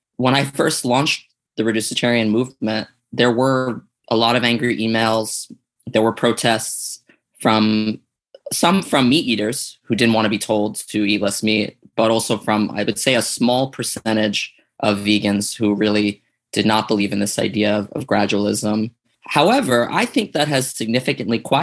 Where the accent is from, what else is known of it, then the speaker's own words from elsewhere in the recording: New York City, New York, United States; I grew up in Staten Island, New York